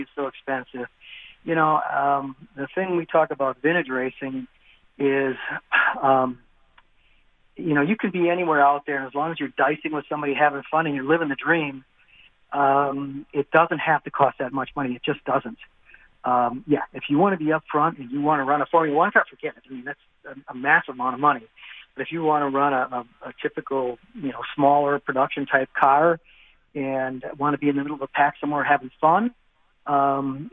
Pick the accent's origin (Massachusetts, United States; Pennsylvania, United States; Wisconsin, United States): Wisconsin, United States